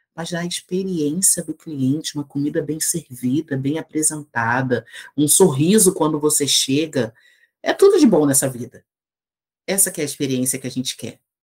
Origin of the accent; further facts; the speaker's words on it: Duque de Caxias, Rio de Janeiro, Brazil; moved away as an adult; eu sou natural do Rio de Janeiro, né? Nasci na cidade do Rio, mas morei a vida inteira na cidade de Duque de Caxias, que é na Baixada Fluminense